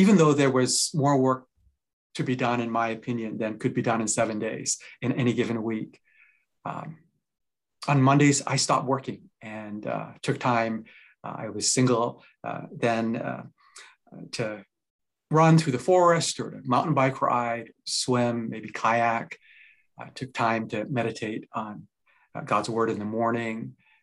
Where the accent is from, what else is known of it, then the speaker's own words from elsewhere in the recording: Japan; now in Vancouver, Canada; I'm originally from Japan